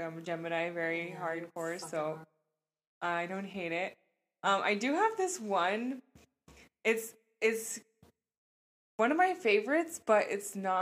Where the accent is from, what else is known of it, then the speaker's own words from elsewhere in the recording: Portland, Oregon, United States; we're from Portland, you know, and it's like rainy and shit